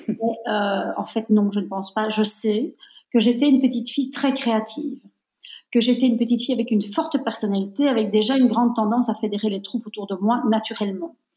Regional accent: Belgium; Moi, je suis née en Belgique, mais je suis de nationalité italienne

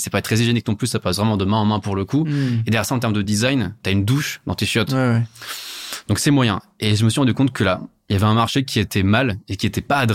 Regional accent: Italy; Alors, moi, je suis italien. Mes grands-parents, euh, ils ont des bidets naturellement.

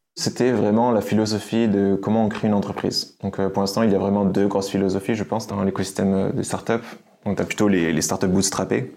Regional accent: France; moved away as an adult; now in Budapest, Hungary; Je suis un Français d'origine

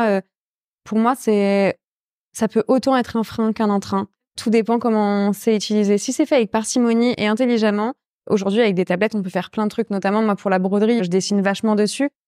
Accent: Rouen, Normandy, France; en tant que normande et rouennaise, euh, ça me tenait à cœur de travailler le lin.

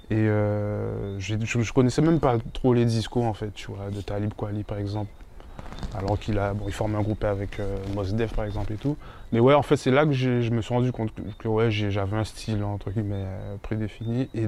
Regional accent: Paris, Île-de-France, France; born there; also born or lived in Guadeloupe; Donc de mon départ de Paris, parce que je suis né à Paris, de mon départ de Paris avec mes parents pour aller en Guadeloupe, à mon retour

